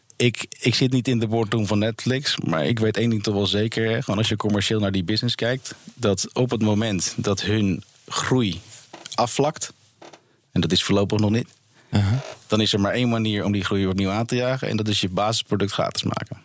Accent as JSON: {"language": "Dutch", "country": "Netherlands", "said": "als Nederlander"}